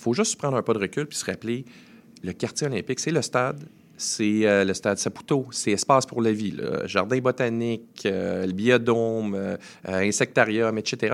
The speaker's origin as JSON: {"language": "French", "town": "Saguenay", "region": "Quebec", "country": "Canada", "moved": "yes", "lives_now": "Montreal, Canada", "said": "je suis originaire du Saguenay"}